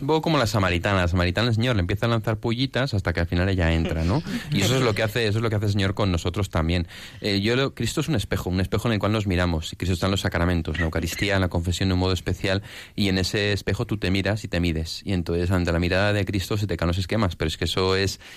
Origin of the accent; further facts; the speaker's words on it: Barcelona, Catalonia, Spain; now in Madrid, Spain; somos de Barcelona